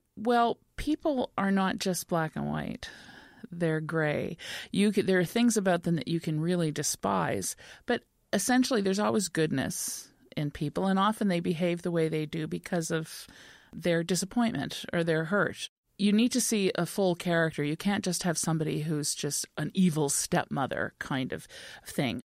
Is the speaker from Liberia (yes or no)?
no; Montreal, Quebec, Canada; moved away as an adult; now in Cape Breton, Canada; a little girl from Montreal coming for the summer, I knew I would live in Cape Breton